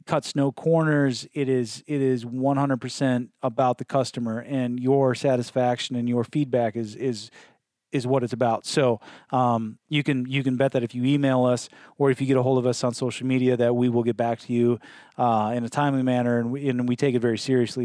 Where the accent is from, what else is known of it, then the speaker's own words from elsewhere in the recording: Midwest, United States; now in Northwest, United States; I'm from the Midwest